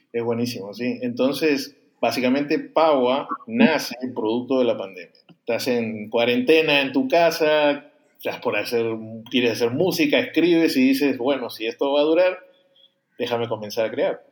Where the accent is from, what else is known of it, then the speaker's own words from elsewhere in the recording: Peru; yo soy peruano